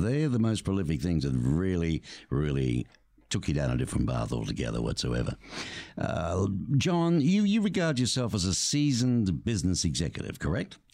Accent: Australia; now in Tucson, United States; growing up in Australia where really you only got the snow if you went up looking to ski at a resort

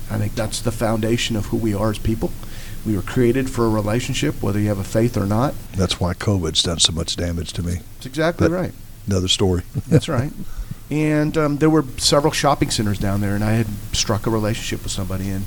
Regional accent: Montana, United States; moved away as an adult; now in Georgia, United States; She married a man that was from Montana, who's my stepdad. And we wound up in Montana. So I was raised in Montana on a farm, about 40 miles out in the country.

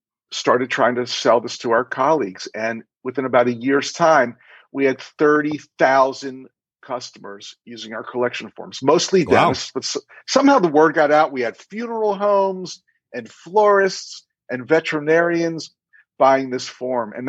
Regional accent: Baltimore, Maryland, United States; also born or lived in Miami Beach; I attended dental school at University of Maryland in my hometown of Baltimore, where I still live

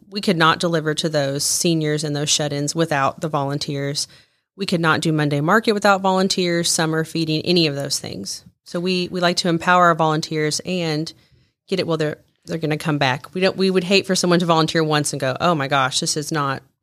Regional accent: Joplin, Missouri, United States; in Joplin, Missouri

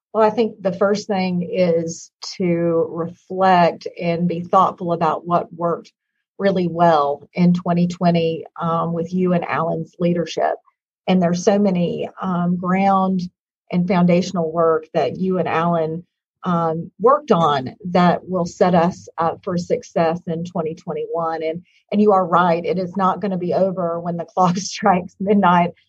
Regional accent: Hot Springs, Arkansas, United States; moved away; I am originally from Hot Springs, Arkansas

